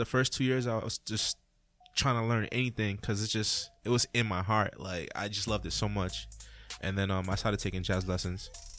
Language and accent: English; Boston, Massachusetts, United States; also born or lived in Dominica; I moved here when I was 7. And then I started living in Boston, Mattapan.